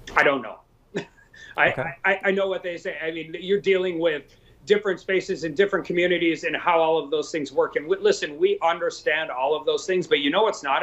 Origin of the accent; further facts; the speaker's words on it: Western North Dakota, United States; I'm from Western North Dakota. I've lived there my whole life.